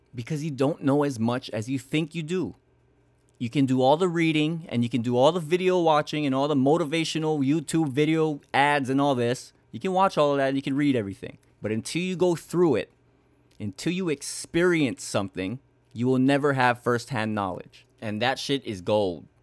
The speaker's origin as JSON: {"language": "English", "region": "Hawaii", "country": "United States", "tie": "born or raised there", "said": "growing up in Hawaii is just different"}